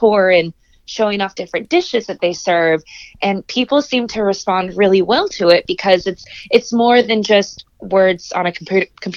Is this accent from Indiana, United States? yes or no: yes; Indianapolis, Indiana, United States; also born or lived in East Coast / West Coast; I am originally from Indianapolis, born and raised